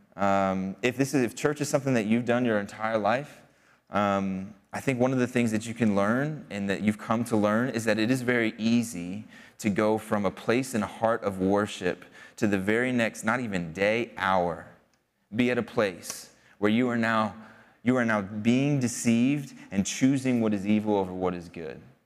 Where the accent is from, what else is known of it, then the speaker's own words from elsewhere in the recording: outside of Philadelphia, Pennsylvania, United States; I grew up outside of Philadelphia